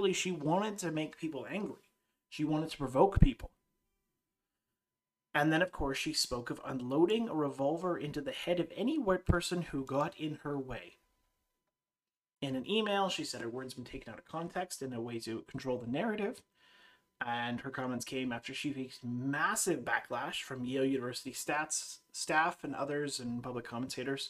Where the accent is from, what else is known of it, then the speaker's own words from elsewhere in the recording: Canada; I grew up in Canada